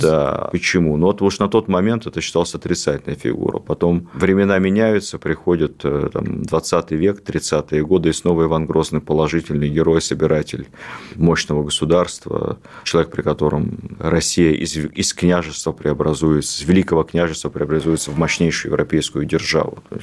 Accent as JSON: {"language": "Russian", "country": "Ukraine", "tie": "born or raised there", "said": "я с, родом с Украины"}